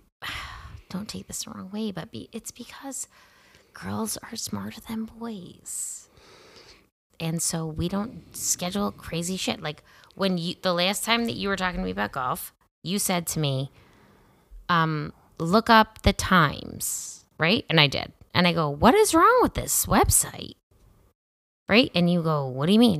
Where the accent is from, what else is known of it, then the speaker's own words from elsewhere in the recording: Rochester, New York, United States; I'm from Rochester.